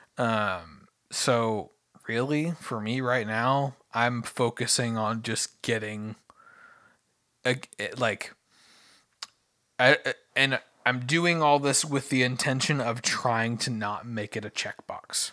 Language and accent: English; United States; I'm an American